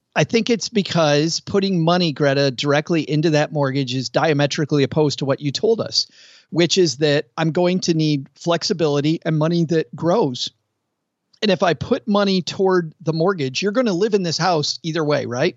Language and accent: English; Kalamazoo, Michigan, United States; moved away; Close to Lake Michigan. I, I'm from Kalamazoo.